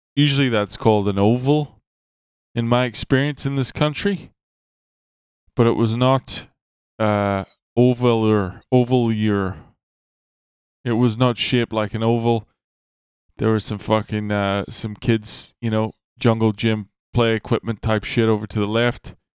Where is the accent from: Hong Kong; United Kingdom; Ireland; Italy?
Ireland; I'm Irish.